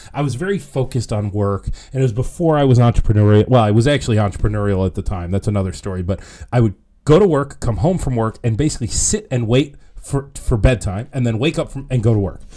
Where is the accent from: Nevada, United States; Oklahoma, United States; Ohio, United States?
Ohio, United States; moved away as an adult; now in Rochester, United States; I'm not from here. I'm from Ohio